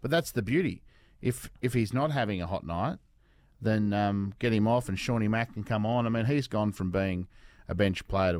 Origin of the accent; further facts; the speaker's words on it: Devonport, Tasmania, Australia; January 30, 1985. I was born in Devonport.